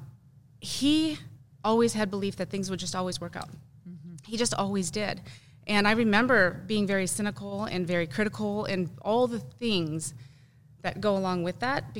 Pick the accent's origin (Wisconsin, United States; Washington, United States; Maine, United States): Wisconsin, United States; moved away as an adult; I grew up in Wisconsin